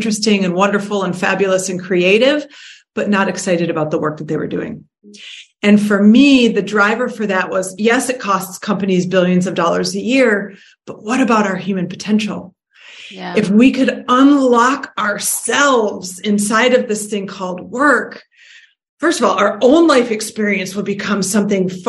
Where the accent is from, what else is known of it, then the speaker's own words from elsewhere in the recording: Detroit, Michigan, United States; I was born and raised in Detroit.